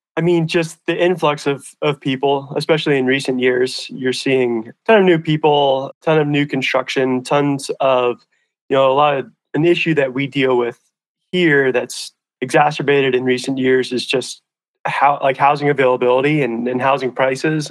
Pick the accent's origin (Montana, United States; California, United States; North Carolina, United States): Montana, United States; Hamilton; also born or lived in Missoula, Montana; I grew up in a town called Hamilton, which is about an hour south of here, down the Bitterroot Valley here in Western Montana